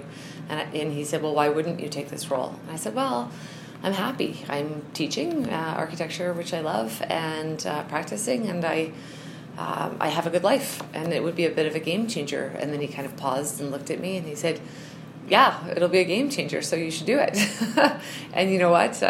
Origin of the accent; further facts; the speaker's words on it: Winnipeg, Manitoba, Canada; moved away as an adult; now in Calgary, Canada; And so I am from Winnipeg